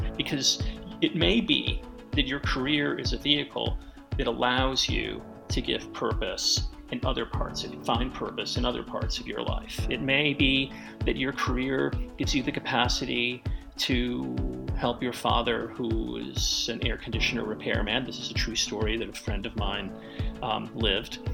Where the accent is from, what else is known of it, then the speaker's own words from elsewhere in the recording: New York City, New York, United States; I grew up in the South Bronx back in the 1960s and 1970s